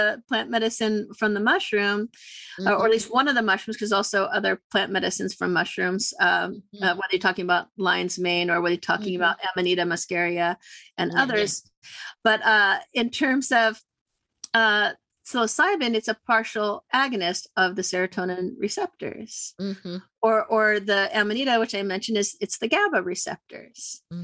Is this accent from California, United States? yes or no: yes; California, United States; I grew up in California, born and raised, multiple generations